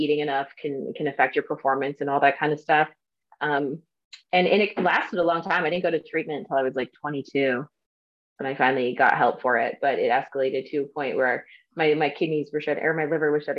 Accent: Northwestern Wisconsin, United States; also born or lived in Peoria, Illinois; now in Orange County, California, United States; I grew up in Northwestern Wisconsin

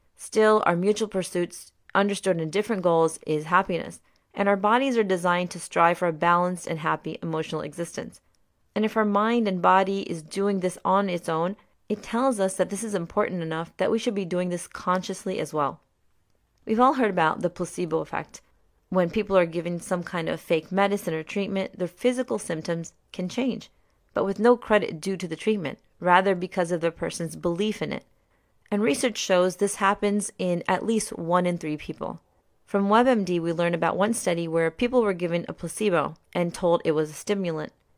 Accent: Maryland, United States; also born or lived in Pakistan; I was born in Pakistan, but came to the U S at only three years old, and I grew up in Maryland for most of my life

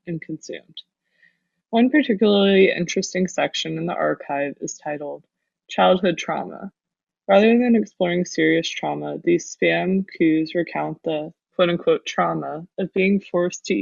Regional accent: Texas, United States; growing up in Texas

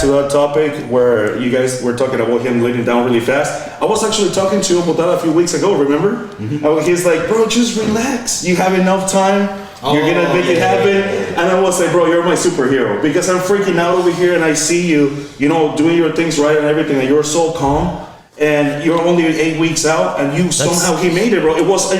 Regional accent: San Francisco, California, United States; born there; if you want to be specific where my mom and my dad are from, they're from Guatemala. So I was born in San Francisco, and then I just kept on traveling, visiting family back and forth. This is why I have an accent too

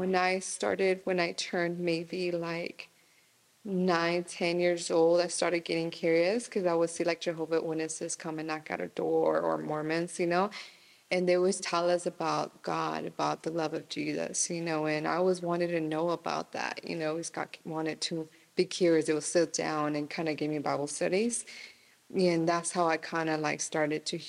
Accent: Lodi, California, United States; also born or lived in Stockton, California; I was born here in Stockton, and I was fully raised in Lodi all my life

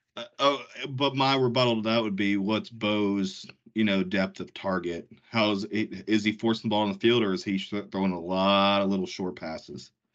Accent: Georgia, United States; I grew up in Georgia, live in Georgia

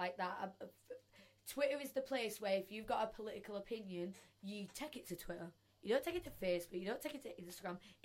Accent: Bradford, Yorkshire and the Humber, United Kingdom

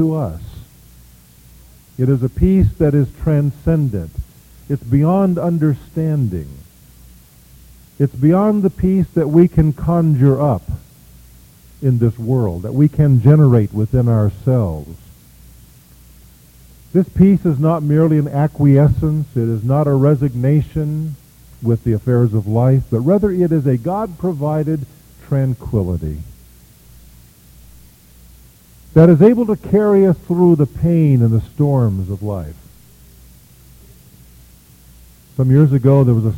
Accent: Kansas, United States; I am from Kansas

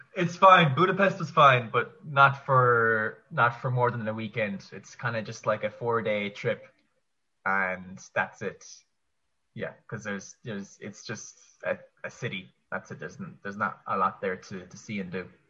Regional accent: Kerry, Munster, Ireland; moved away as an adult; also born or lived in Limerick; born and raised in Ireland. Um, went to school in Kerry, which is my my county where I'm from

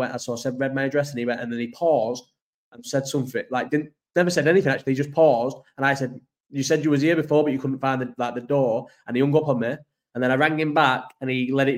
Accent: Farnworth, North West England, United Kingdom; moved away; I'm from Farnworth

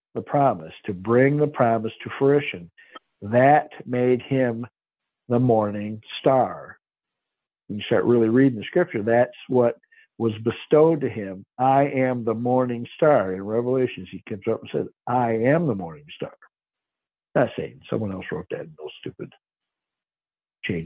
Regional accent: by Lake Erie, Michigan, United States; now in Ozarks, United States; I grew up in Michigan by Lake Erie

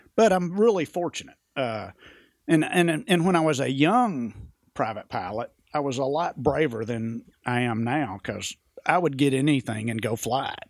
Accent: Jonesboro, Arkansas, United States; accent: West Coast; also born or lived in Tunica, Mississippi / Baghdad, Arizona; I was born in Jonesboro, Arkansas

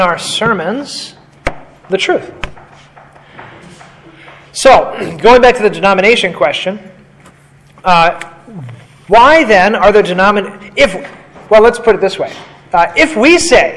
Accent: United States; I'm an American

